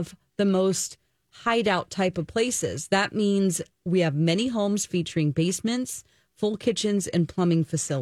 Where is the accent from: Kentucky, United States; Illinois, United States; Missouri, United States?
Missouri, United States; moved away; I'm from Missouri